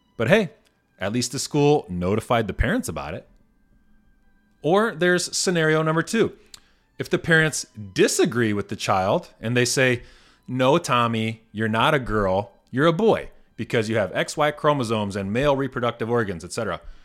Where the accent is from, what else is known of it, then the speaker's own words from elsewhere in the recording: Indiana, United States; moved away; my home state of Indiana. I read an article recently in the Northwest Indiana Times, my former local paper